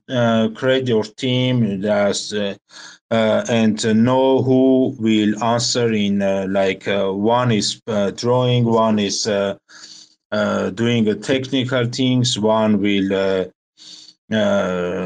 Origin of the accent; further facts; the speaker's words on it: Armenia; We are from Armenia